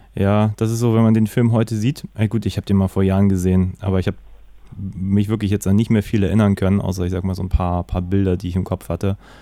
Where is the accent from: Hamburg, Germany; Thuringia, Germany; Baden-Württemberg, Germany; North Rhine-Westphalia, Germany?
Hamburg, Germany